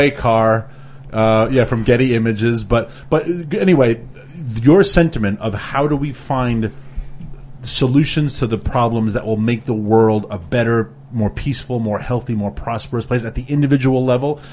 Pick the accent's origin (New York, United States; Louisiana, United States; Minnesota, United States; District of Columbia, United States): New York, United States; New York City; I grew up in New York City